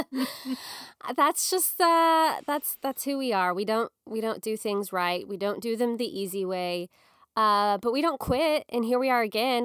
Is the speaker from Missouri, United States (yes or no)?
yes; Springfield, Missouri, United States; I got married in October of two thousand eight in my hometown in Springfield, Missouri